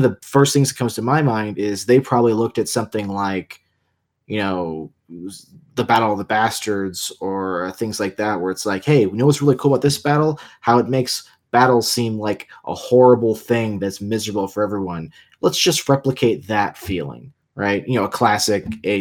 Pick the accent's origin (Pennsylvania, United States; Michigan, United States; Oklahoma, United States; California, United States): California, United States; San Diego; I grew up in San Diego